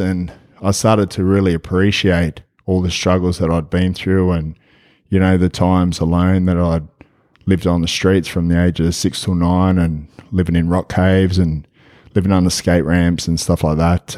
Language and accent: English; Australia; I'm from Australia. I'm over here in Memphis